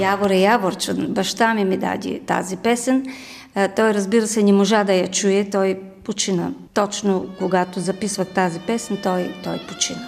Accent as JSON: {"language": "Bulgarian", "region": "Rhodopes", "country": "Bulgaria", "tie": "born or raised there", "also_born_or_lived": "Sliven / Karlovo / Sopot / Thrace", "moved": "as an adult", "lives_now": "United States", "said": "съм родена в Родопите. Така да се каже, 50% родопчанка, 50% тракийка."}